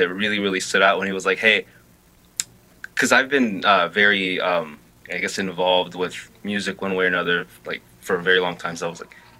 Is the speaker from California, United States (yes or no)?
yes; Los Angeles, California, United States; I grew up in South L.A.